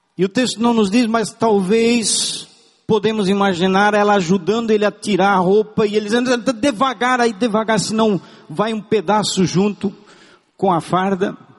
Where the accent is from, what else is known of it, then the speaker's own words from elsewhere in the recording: Brazil; first language German; Portuguese is a second language; eu não sabia falar o português porque nasci numa família de tradição germânica no Brasil, porém em casa falava-se alemão